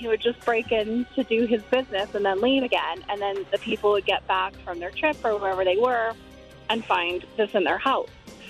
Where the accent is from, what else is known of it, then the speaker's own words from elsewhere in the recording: St. Paul, Minnesota, United States; So I'm from St. Paul, and the urban legend was that there was this guy that would break into houses